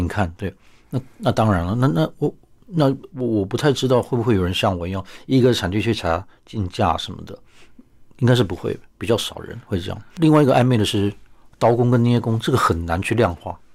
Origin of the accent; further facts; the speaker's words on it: Taipei, Taiwan; 我母亲是高雄人啊，但是其实如果住在台北的家，爷爷家的话，我其实都是吃山东菜长大的